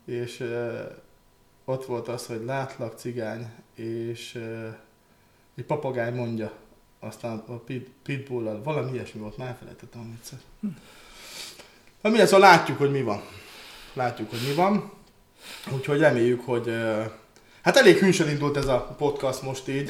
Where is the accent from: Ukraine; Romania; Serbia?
Ukraine; Transcarpathia, Zakarpattia Oblast; én kárpátai magyar vagyok